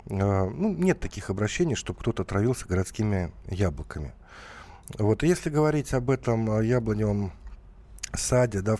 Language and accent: Russian; Kemerovo Oblast, Russia; Слушай, ну я из Орлов Кемеровской области там вообще не о чем